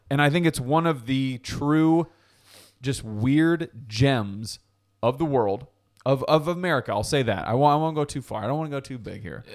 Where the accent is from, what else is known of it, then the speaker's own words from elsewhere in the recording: New Haven, Connecticut, United States; I grew up in New Haven